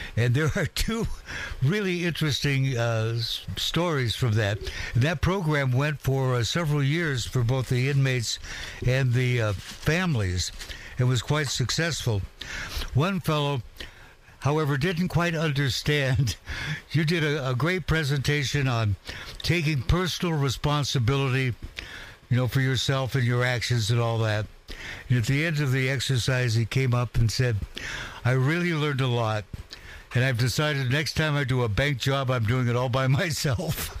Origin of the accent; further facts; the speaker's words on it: Walla Walla, Washington, United States; I was in Walla Walla, my hometown